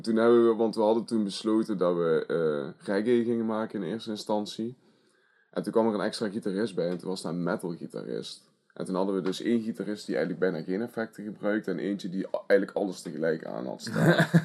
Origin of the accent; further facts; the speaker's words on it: Asten, North Brabant, Netherlands; Ik ben drieëntwintig jaar oud en ik kom uit Asten.